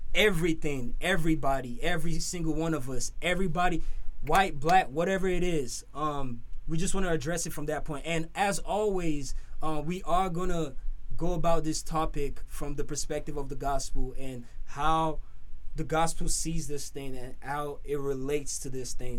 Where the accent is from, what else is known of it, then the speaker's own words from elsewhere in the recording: Nigeria; moved away as an adult; now in United States; growing up for me, growing up in Nigeria